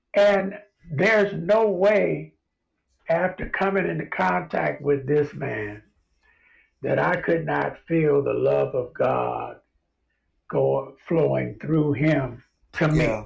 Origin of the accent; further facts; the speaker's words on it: Los Angeles, California, United States; moved away; I grew up in South Central Los Angeles in Watts